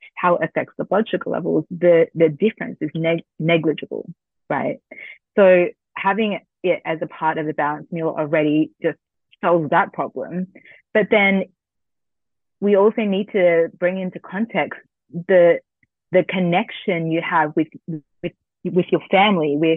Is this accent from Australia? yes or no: yes; Australia; I'm Vietnamese Australian first gen.